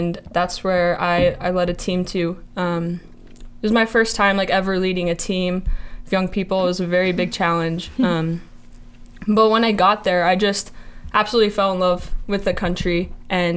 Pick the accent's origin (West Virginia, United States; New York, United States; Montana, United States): Montana, United States; Kalispell; I'm from Kalispell, Montana